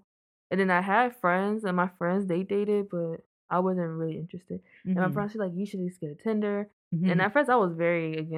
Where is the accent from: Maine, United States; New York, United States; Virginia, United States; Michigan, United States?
Virginia, United States; I'm from Virginia.